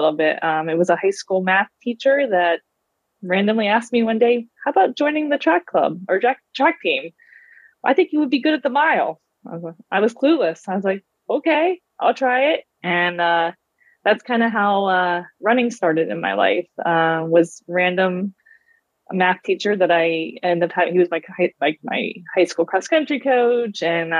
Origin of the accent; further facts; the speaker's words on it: Pittsburgh, Pennsylvania, United States; I grew up in the Pittsburgh, Pennsylvania area